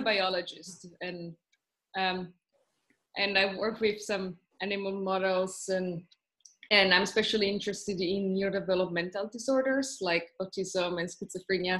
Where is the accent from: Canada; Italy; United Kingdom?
Italy; moved away as an adult; also born or lived in Trieste, Italy; now in Tokyo, Japan; I'm from Italy